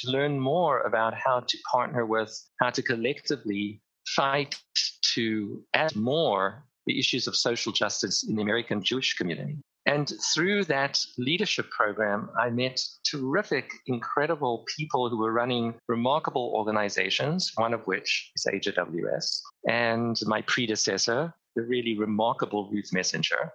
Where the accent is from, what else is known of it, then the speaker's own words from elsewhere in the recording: Cape Town, Western Cape, South Africa; moved away; I grew up in Cape Town, South Africa at the height of the apartheid regime